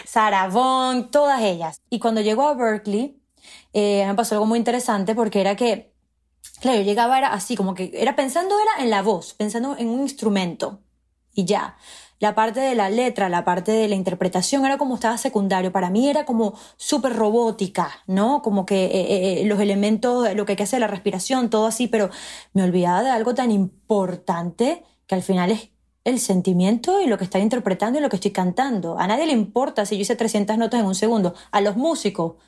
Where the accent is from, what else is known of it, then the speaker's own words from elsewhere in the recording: Margarita Island, Nueva Esparta, Venezuela; first language Spanish; moved away as an adult; now in New York, United States; somos muy afortunados de haber crecido en un lugar tan precioso